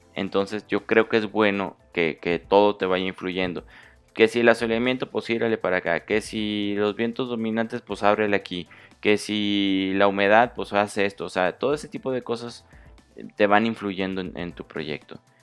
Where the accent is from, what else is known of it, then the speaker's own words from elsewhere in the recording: Mexico; yo soy de México